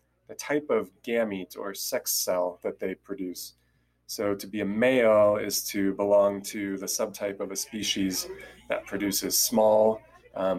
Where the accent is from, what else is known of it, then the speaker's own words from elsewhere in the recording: Southern California, United States; I'm originally from Southern California, and that's where I live now